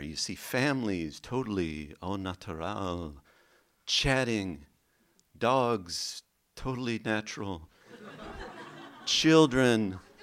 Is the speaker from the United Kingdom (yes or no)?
no; the middle of America, Midwest, United States; I was raised Catholic in the middle of America, in the seventies.